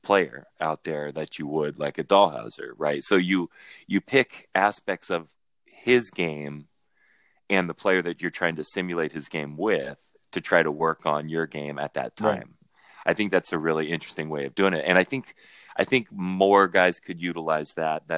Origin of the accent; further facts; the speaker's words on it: Huntington Beach, California, United States; I grew up in Huntington